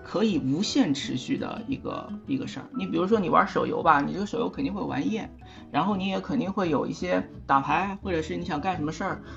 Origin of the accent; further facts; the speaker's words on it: Shanghai, China; 我来自上海，现在在陆家嘴上班，算是一个，呃，金融业的打工仔